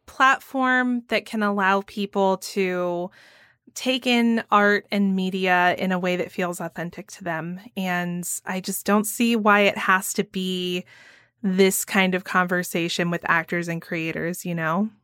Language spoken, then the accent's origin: English; Georgia, United States; growing up in Georgia